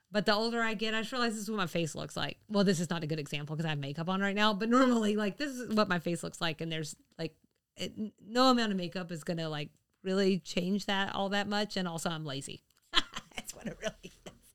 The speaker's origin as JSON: {"language": "English", "region": "the South", "country": "United States", "moved": "yes", "said": "I lived outside the South"}